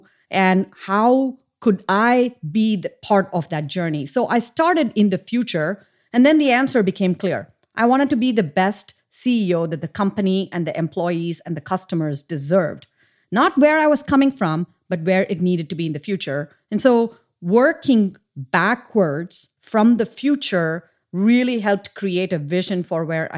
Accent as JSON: {"language": "English", "country": "India", "tie": "born or raised there", "said": "So I grew up in India, and I grew up in a super small town."}